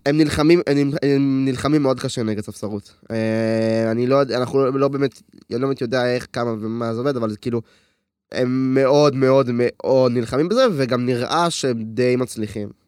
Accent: Hod HaSharon, Central District, Israel; אני בן 20, אני מהוד השרון

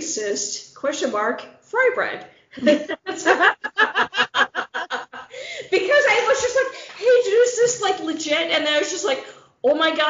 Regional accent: Midwest, United States; I'm a Midwesterner.

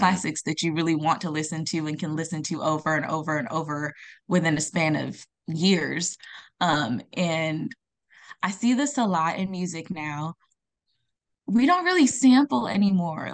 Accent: Los Angeles area, California, United States; also born or lived in Accra, Ghana; now in San Diego, United States; I came to California when I was, like, eight years old. Um, and I've lived in, like, the L A area

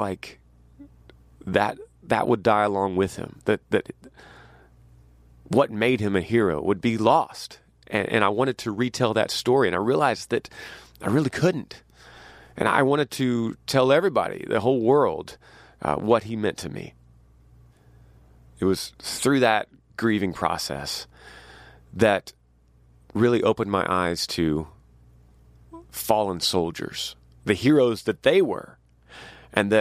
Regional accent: Texas, United States; as a Texan

